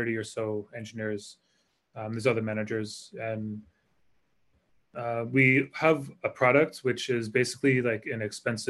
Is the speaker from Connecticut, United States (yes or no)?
yes; Connecticut, United States; moved away as an adult; also born or lived in Hawaii / San Francisco; now in Singapore; I grew up in Connecticut, and I assumed I would live in Connecticut